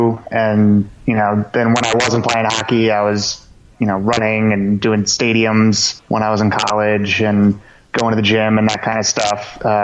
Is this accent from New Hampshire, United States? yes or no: yes; New Hampshire, United States; now in West Palm Beach, United States; I'm from New Hampshire